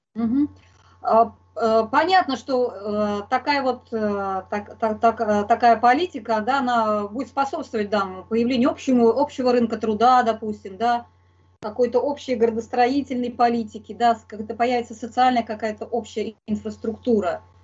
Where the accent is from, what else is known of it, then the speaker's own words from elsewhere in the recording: Moscow, Russia; я вот москвичка